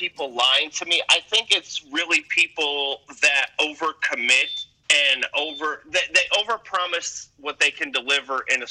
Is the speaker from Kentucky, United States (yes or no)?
no; Milwaukee, Wisconsin, United States; now in Atlanta, United States; I'm from Wisconsin, from Milwaukee.